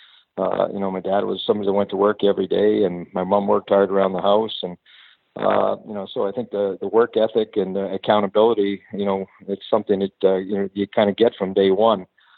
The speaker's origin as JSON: {"language": "English", "town": "Toronto", "region": "Ontario", "country": "Canada", "tie": "born or raised there", "also_born_or_lived": "Los Angeles", "moved": "as an adult", "said": "Growing up in Toronto, basically hockey hotbed of the world"}